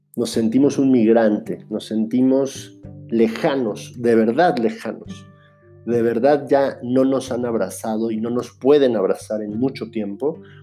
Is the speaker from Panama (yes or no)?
no; Mexico; moved away as an adult; also born or lived in Finland / Buenos Aires, Argentina; como mexicano puedo decir que sé lo que es ser un estudiante en el extranjero o un migrante